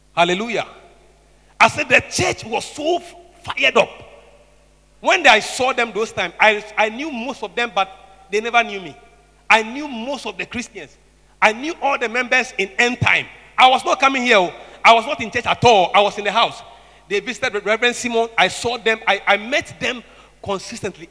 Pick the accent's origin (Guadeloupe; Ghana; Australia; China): Ghana; Tema, Greater Accra; I grew up in Tema